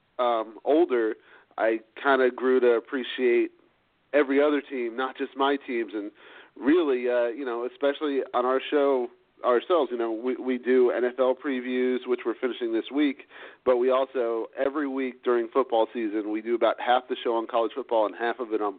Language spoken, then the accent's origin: English; South Florida, United States; I grew up in South Florida, so I was born and raised down there